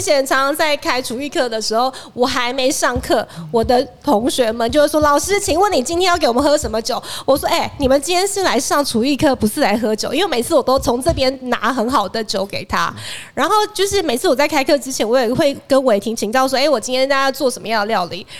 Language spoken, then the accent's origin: Chinese; Taiwan; 我们台湾人